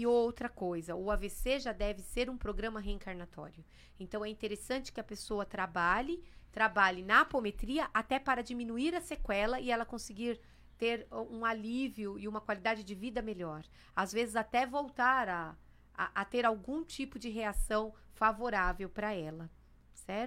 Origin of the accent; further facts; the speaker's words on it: São Paulo, Brazil; also born or lived in Santos; Eu tinha que viver em Santos. Mas eu não nasci em Santos, eu nasci em São Paulo, capital.